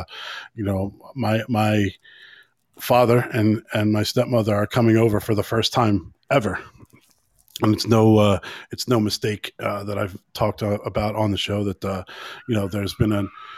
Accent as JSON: {"language": "English", "country": "United States", "also_born_or_lived": "Pennsylvania", "moved": "yes", "lives_now": "Ireland", "said": "I'm American"}